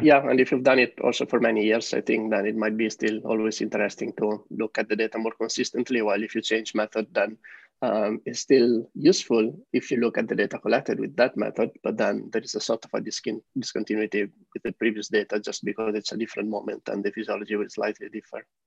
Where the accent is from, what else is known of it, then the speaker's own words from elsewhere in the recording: Italy; moved away as an adult; also born or lived in Netherlands / San Francisco, United States; now in Amsterdam, Netherlands; I live here in Amsterdam with my partner. Uh, originally, we are from Italy